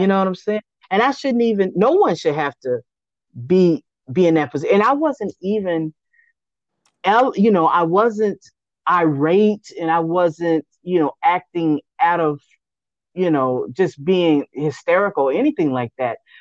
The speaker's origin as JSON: {"language": "English", "town": "Austin", "region": "Texas", "country": "United States", "tie": "born or raised there", "said": "I was actually born and raised in Austin"}